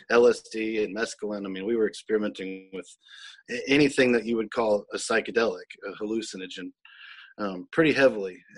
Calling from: Tupelo, Mississippi, United States; I'm in Tupelo, Mississippi, uh, on our um, family farm here

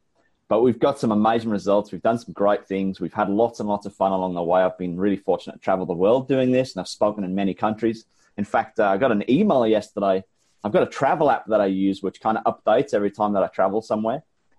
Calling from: Brisbane, Queensland, Australia; I'm calling in from Brisbane, Australia. It is the middle of summer here and it is hot.

